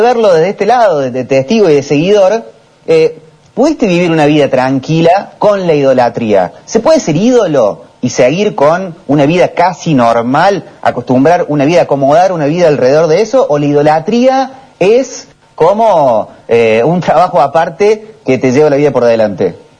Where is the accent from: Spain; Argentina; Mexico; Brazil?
Argentina; un país como la Argentina, como el nuestro